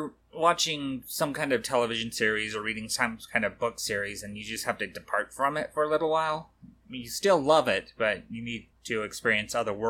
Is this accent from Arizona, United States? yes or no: no; Colorado, United States; I'm from Colorado